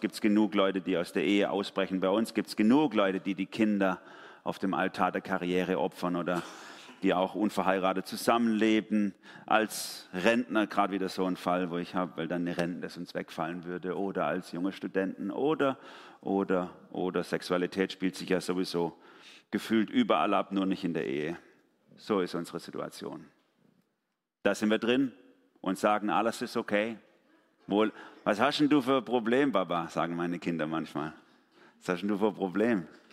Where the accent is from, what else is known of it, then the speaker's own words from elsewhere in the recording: Germany; bei uns in Deutschland